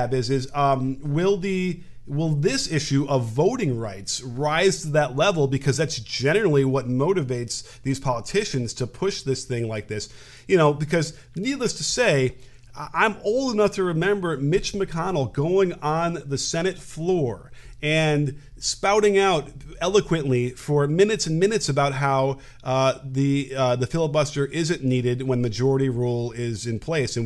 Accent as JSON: {"language": "English", "region": "Illinois", "country": "United States", "tie": "born or raised there", "said": "my hometown, my home state"}